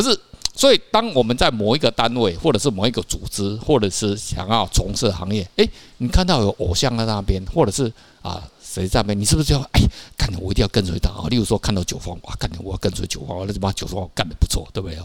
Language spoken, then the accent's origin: Chinese; Taiwan; 我们台湾人